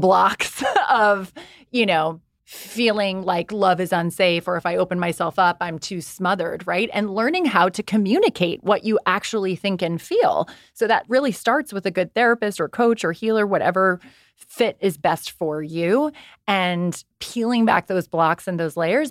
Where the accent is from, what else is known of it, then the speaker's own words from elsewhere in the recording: Ireland; I also was raised by Irish Catholic parents. I'm from Ireland